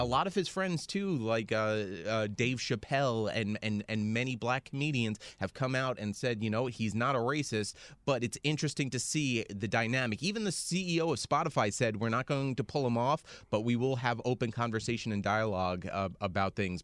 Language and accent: English; United States; as an American